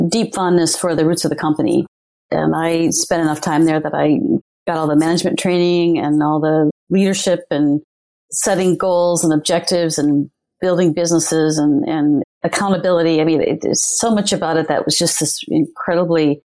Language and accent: English; Minnesota, United States; moved away as an adult; also born or lived in Illinois / California / New York; I was born in the Midwest